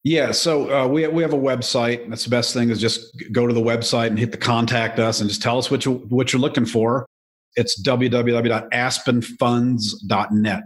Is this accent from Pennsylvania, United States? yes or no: no; Joliet, Illinois, United States; I was born in Joliet, Illinois